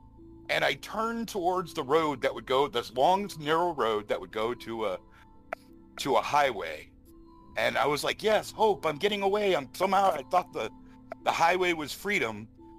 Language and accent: English; Texas, United States; I'm from Texas.